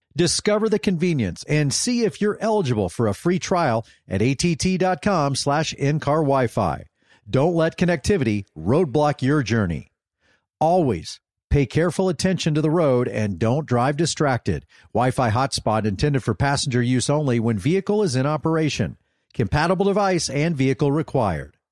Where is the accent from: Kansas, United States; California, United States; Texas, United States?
Texas, United States; Dallas; also born or lived in Oklahoma; I grew up here in Texas